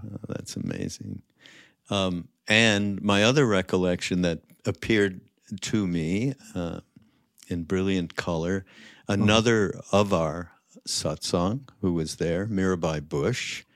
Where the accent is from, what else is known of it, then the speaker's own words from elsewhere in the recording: Montreal, Quebec, Canada; I'm from, Montreal